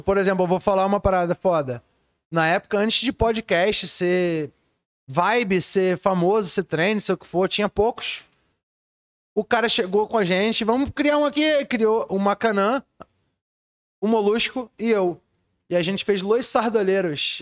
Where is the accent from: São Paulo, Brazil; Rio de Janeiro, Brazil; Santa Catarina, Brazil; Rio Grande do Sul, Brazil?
Rio de Janeiro, Brazil; Eu sou de lá, nascido e criado na Ilha do Governador.